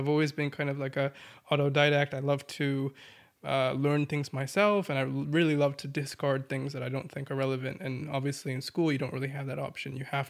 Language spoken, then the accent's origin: English; New York, United States; moved away as an adult; also born or lived in Massachusetts; I was born in Massachusetts and stayed there for like, I think, 2-3 years. I don't really remember it too much, but I support all the sports teams there. But then I was raised primarily in New York from like the age of like 2 or 3 to like 18 years old.